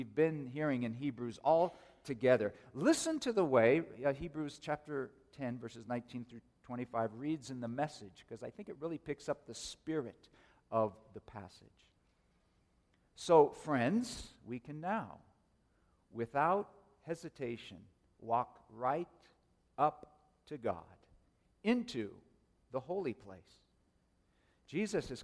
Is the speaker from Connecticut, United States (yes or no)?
no; Oakland, California, United States; When I was a teenager growing up in the Oakland, San Francisco Bay Area